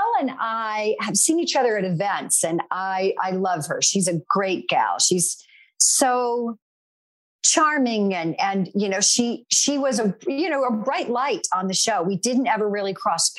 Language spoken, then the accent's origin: English; North Carolina, United States; moved away; The church that I belonged to back in my home state of North Carolina was no longer my church